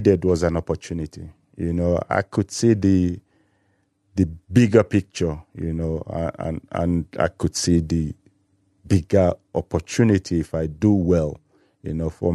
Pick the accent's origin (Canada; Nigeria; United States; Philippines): Nigeria; Enugu, Enugu State; moved away as an adult; also born or lived in Germany; I grew up in Enugu